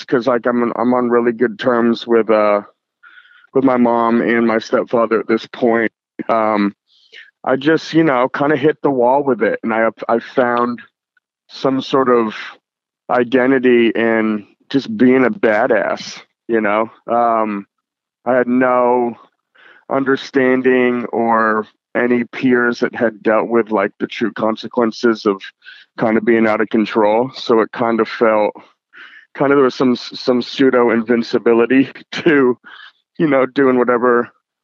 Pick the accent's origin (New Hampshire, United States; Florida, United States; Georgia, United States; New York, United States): New Hampshire, United States; seacoast of; now in Portland, United States; I was born in Portland, Maine, and I grew up about 45 minutes north of Boston, Mass, in what they just call the seacoast of New Hampshire